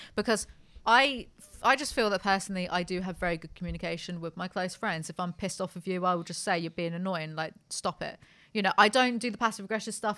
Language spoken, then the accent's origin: English; United Kingdom; I'm British